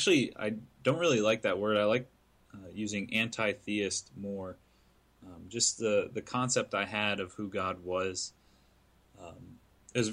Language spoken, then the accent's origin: English; right outside Atlanta, Georgia, United States; also born or lived in Syracuse, New York; Right around about my 10th birthday, a couple months before my 10th birthday, we decided to move down to right outside Atlanta.